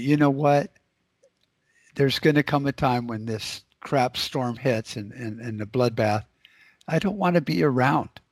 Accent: United States; as an American

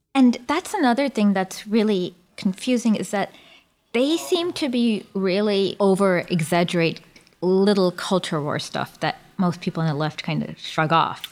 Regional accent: Michigan, United States; I'm from Michigan

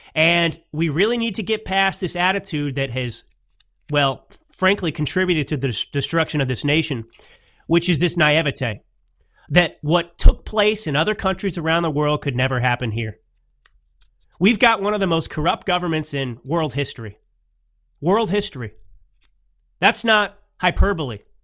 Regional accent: Dallas, Texas, United States; I grew up in the Dallas, Texas area

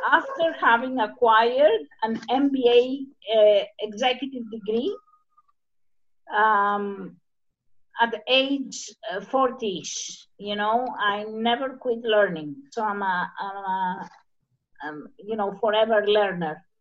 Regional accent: Paralio Astros, Peloponnese, Greece; English is a second language; from Paralio Astros, Arcadia, Greece. That's in southern Peloponnese.

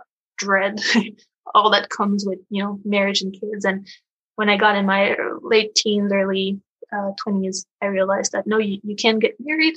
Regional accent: Paris, Île-de-France, France; now in United States; I'm from France, which is usually considered a pretty pro-natalist country

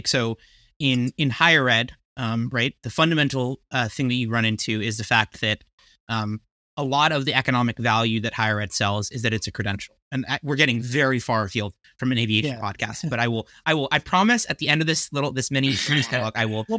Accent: New Jersey, United States; in your home state of New Jersey, which was also my home state when I was, you know, growing up

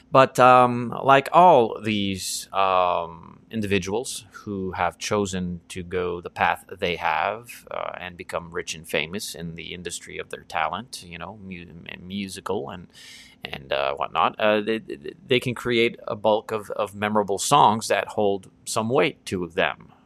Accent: East Coast of Canada, Canada; growing up on the East Coast of Canada

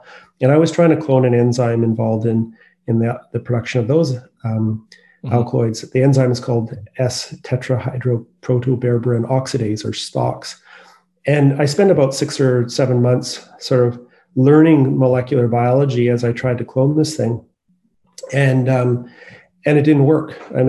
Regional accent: Courtenay, British Columbia, Canada; also born or lived in Victoria; now in Vancouver, Canada; I grew up on Vancouver Island I was born in Victoria and I lived in a sort of smaller community on the east coast of Anchor Island called Courtney.

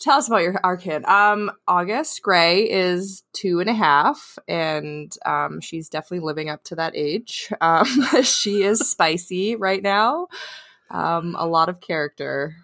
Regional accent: southwest Saskatchewan, Canada; now in Vancouver, Canada; Saskatchewan. So, it's like, um, it's right in the southwest corner

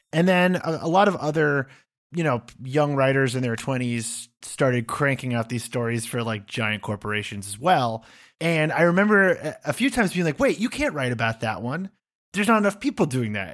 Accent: United States; moved away as an adult; also born or lived in United Kingdom; as an American who's lived over there

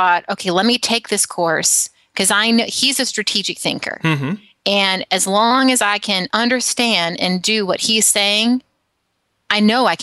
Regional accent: Alabama, United States; now in San Francisco, United States; when I was growing up in Alabama, I'm in San Francisco now, I grew up in Alabama

